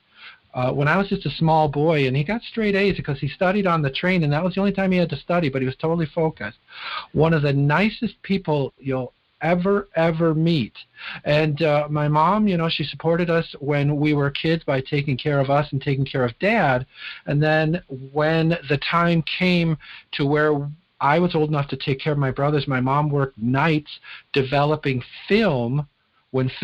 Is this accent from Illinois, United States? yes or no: yes; Chicago, Illinois, United States; now in Wisconsin, United States; I grew up in Chicago, Illinois, and I grew up about 15 minutes from O'Hare Airport